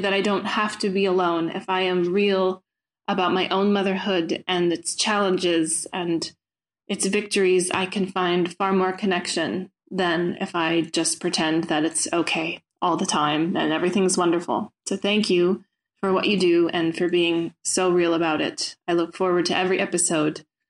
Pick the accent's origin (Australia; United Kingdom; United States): United States; now in Brussels, Belgium; I'm um, sending this message from Belgium, Brussels, um, but I am an American